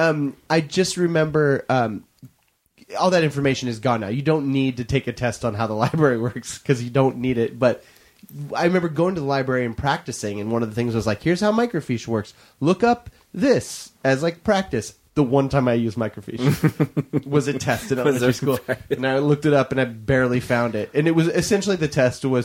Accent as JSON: {"language": "English", "region": "East Coast", "country": "United States", "tie": "born or raised there", "said": "I grew up on the East Coast"}